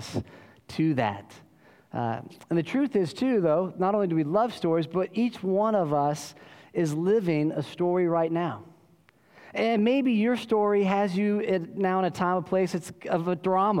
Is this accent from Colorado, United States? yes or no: yes; Colorado, United States; now in Austin, United States; I grew up in Colorado